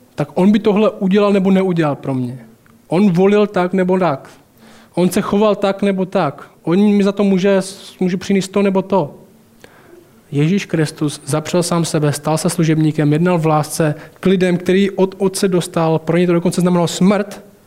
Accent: Temenice, Czechia; vyrostl jsem v Temenici a tam nejsou boháči

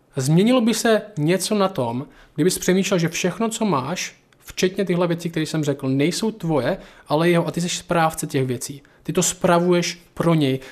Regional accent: Šumperk, Olomouc Region, Czechia; ze Šumperka

